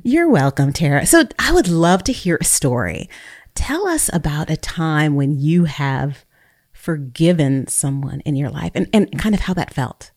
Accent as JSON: {"language": "English", "area": "Bay Area", "region": "California", "country": "United States", "tie": "born or raised there", "also_born_or_lived": "North Texas", "moved": "yes", "lives_now": "Texas, United States", "said": "I was born and raised in the Bay Area"}